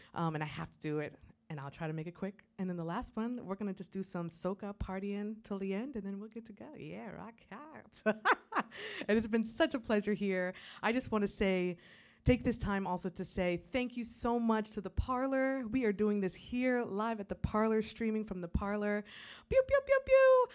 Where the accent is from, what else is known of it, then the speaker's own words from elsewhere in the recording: St. Croix, U.S. Virgin Islands; moved away; I was born and raised in St. Croix in the U.S. Virgin Islands